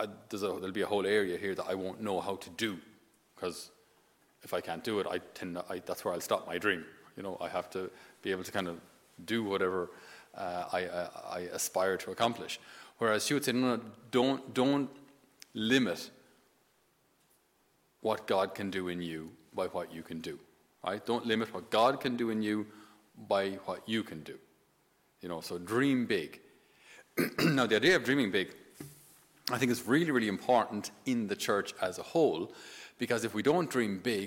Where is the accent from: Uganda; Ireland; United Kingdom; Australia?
Ireland; also born or lived in Naples; us being Irish